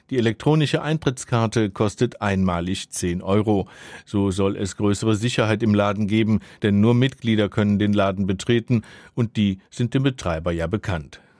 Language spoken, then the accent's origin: German; Markelsheim, Baden-Württemberg, Germany; Ich komme aus Magelsheim, nahe Bad Mergentheim.